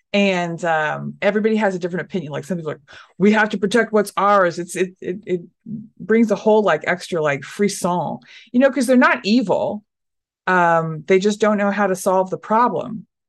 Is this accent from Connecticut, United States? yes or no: no; Dallas, Texas, United States; No, I am a Portland comic, but I'm from Texas. I am from Dallas, Texas.